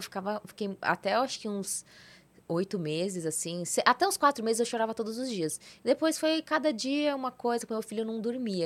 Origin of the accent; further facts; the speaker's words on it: São Paulo, Brazil; moved away as an adult; also born or lived in Santa Catarina; Na verdade eu sou de São Paulo, sou paulista